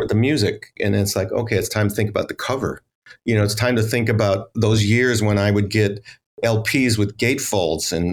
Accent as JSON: {"language": "English", "town": "Los Angeles", "region": "California", "country": "United States", "tie": "born or raised there", "also_born_or_lived": "outside Chicago, Illinois", "said": "I am from Los Angeles, which is huge and spread out"}